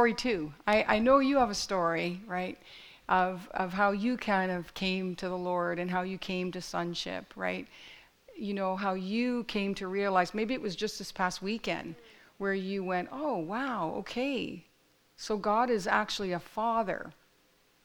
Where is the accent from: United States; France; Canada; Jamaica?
Canada; Fort Erie, Ontario; my story is that I grew up in Fort Erie, right? I grew up in this little town